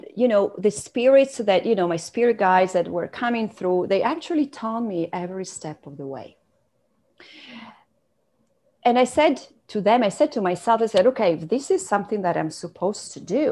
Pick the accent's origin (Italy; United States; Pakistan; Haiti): Italy; moved away as an adult; now in Canada; I come from Italy, and my parents were entrepreneurs